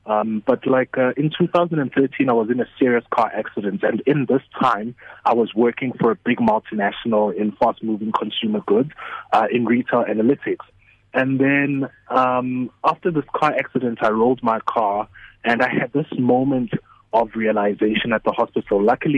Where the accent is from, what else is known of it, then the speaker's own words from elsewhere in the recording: Matatiele, South Africa; I'm actually from a town, Ematatiela, which is between KZN and Eastern Cape. Okay. But I am from the Nguni tribe